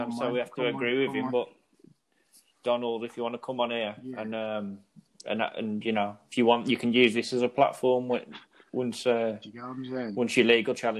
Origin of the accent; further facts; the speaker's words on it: England, United Kingdom; I'm English